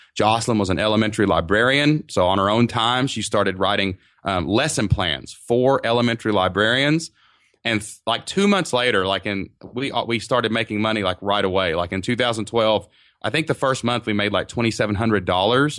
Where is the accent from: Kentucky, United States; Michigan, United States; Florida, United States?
Kentucky, United States; southeast; We live in a small town in southeast Kentucky, down kind of by the mountains. So, but it's actually my hometown